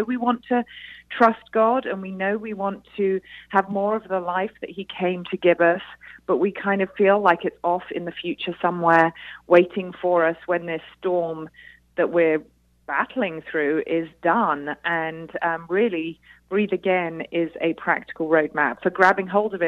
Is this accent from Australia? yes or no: no; United Kingdom; now in United States; as you can probably tell from my accent, I am a Brit here in the USA